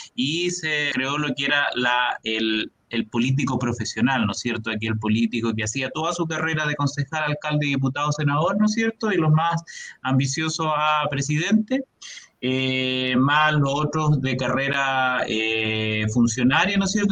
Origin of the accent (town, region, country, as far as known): Chile